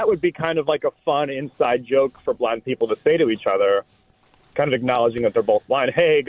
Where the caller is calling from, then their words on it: Nebraska, United States; Nebraska, about 2.5 hours away from New England.